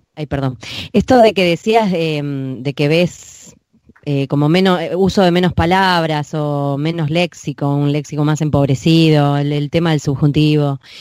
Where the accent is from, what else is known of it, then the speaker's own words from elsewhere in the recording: Buenos Aires, Argentina; accent: porteño; los porteños se creen que no tienen acento, pero tenemos acento.